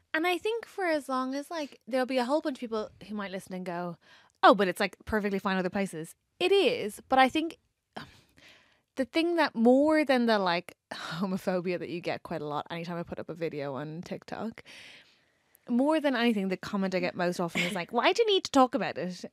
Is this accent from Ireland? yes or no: yes; Ireland; accent: Irish; moved away as an adult; now in England; being Irish